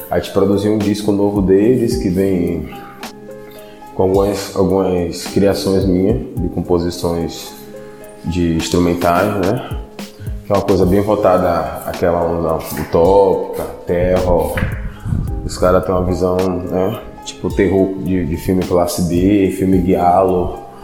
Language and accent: Portuguese; Salvador, Bahia, Brazil; eu sou cria da, da Cidade Baixa, né? Cresci